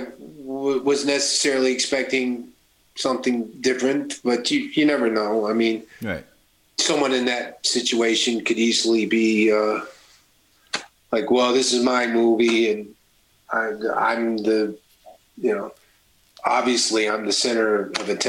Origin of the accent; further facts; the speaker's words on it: Kentucky, United States; I'm really from Kentucky.